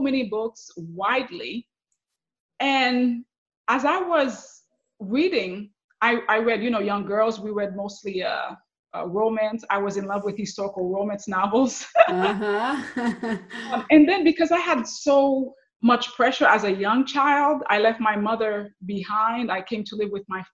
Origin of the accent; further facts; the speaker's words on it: Haiti; English is a second language; also born or lived in New York / Miami, Florida; now in Central Florida, United States; growing up in Haiti.